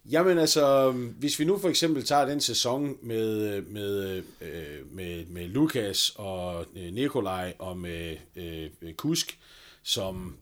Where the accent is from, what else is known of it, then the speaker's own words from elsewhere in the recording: North Jutland, North Denmark Region, Denmark; som nordjyde